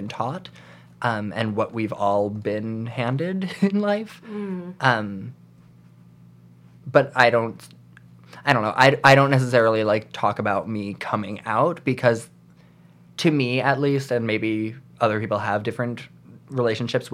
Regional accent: New York, United States; I grew up in New York

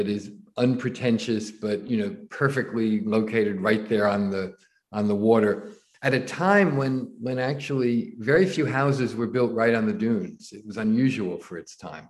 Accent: Nutley, New Jersey, United States; also born or lived in the Hamptons; now in New York City, United States; I grew up in suburban New Jersey, in Nutley, New Jersey, well known as the hometown of Martha Stewart

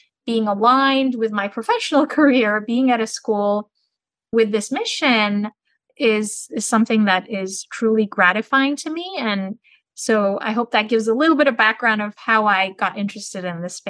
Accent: Turkey; also born or lived in Santiago, Chile; I'm originally from Turkey, but I was born in Santiago in Chile, and I lived in over 10 countries throughout my life.

